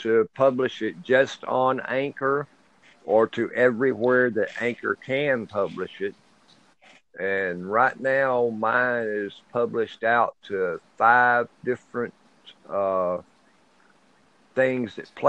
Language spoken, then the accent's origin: English; Plains, Georgia, United States; I'm from Plains, Georgia.